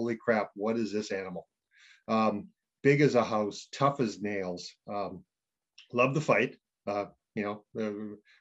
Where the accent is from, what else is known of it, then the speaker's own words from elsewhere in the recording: Winnipeg, Manitoba, Canada; also born or lived in Grand Forks, North Dakota; now in United States; I grew up in Winnipeg